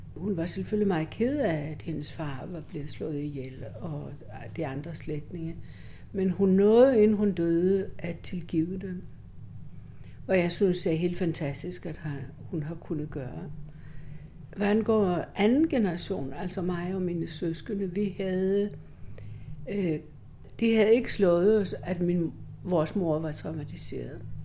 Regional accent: Greece; moved away

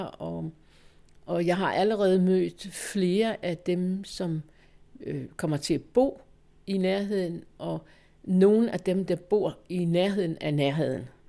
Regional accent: Holstebro, Central Denmark Region, Denmark; also born or lived in Valby; now in Hedehusene, Denmark; min hjemmeegn, hvor jeg kommer fra Holstebro-kanten

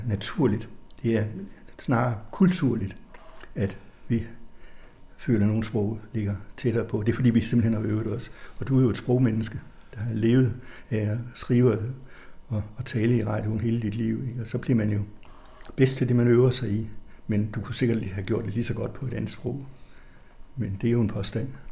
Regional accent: Tønder, Southern Denmark, Denmark; moved away as an adult; also born or lived in Bruges, Belgium; Så jeg er student fra Tønder

